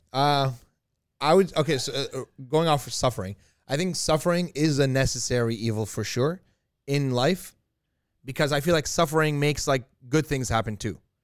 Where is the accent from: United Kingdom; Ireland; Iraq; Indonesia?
Iraq; moved away; I was born in Iraq